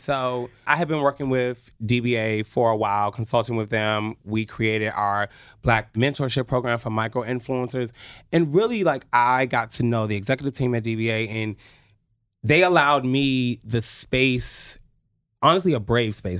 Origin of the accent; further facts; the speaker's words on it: Oxon Hill, Maryland, United States; I went to Potomac High School in Oxon Hill, Maryland. I am a true P G County